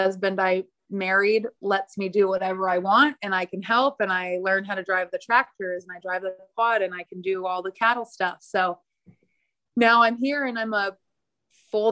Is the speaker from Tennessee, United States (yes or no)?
no; Morro Bay, California, United States; also born or lived in Cambria, California; I'm from Morro Bay. It's a little town.